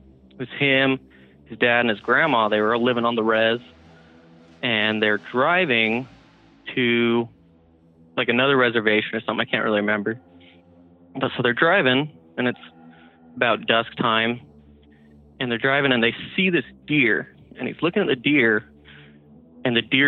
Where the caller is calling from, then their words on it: Salt Lake City, Utah, United States; from Salt Lake City, Utah.